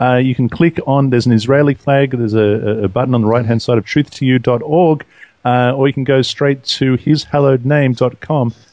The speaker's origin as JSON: {"language": "English", "town": "Sydney", "region": "New South Wales", "country": "Australia", "tie": "born or raised there", "said": "Both Hani and I, we grew up in Sydney"}